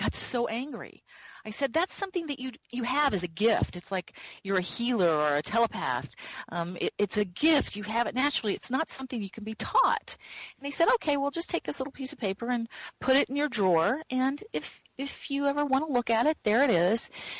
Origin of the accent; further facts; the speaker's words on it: Midwest, United States; Growing up in the Midwest, you didn't learn about you couldn't find a channeling class.